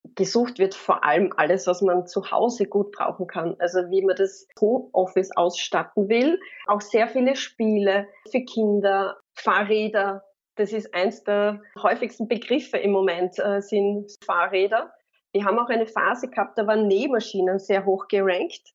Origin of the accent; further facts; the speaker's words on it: Carinthia, Austria; ich bin Kärntnerin